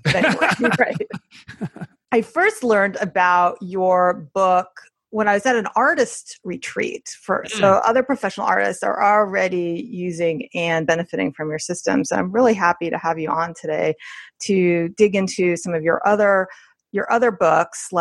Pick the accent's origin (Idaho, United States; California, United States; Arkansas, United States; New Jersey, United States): New Jersey, United States; now in Westchester, United States; I'm from New Jersey also